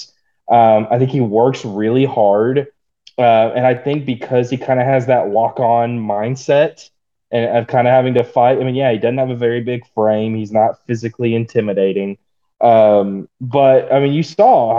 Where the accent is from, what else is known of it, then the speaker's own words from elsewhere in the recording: Stilwell, Oklahoma, United States; moved away; growing up in Stillwell, America, Stillwell, Oklahoma